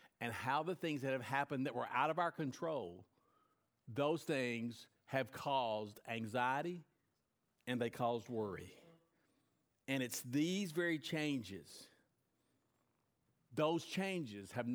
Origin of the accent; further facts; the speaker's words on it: United States; as an American